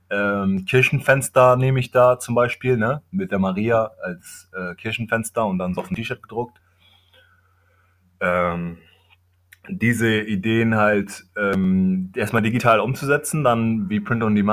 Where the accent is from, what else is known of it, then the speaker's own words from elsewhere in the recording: Kenya; German is a second language; ich komme ja aus Kenia, aus dem Dorf meines Vaters